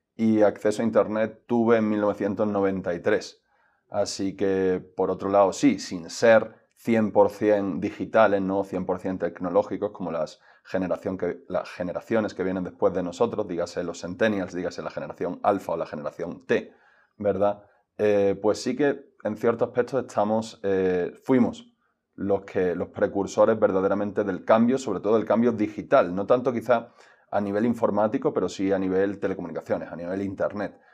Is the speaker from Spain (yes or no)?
yes; Spain; somos los jóvenes españoles sobradamente preparados